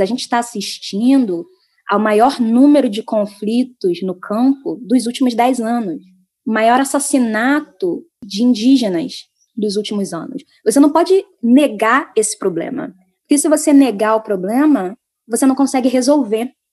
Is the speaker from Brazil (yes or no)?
yes; São Gonçalo, Rio de Janeiro, Brazil; São Gonçalo, de onde eu sou